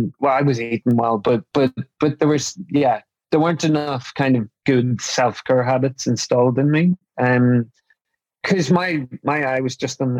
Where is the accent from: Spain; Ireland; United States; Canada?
Ireland; So, I mean, growing up in Ireland, I was really fortunate that I'm from a very, very close family